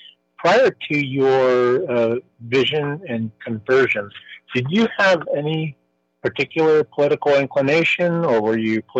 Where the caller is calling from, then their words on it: Simi Valley, California, United States; I'm in Simi Valley, California.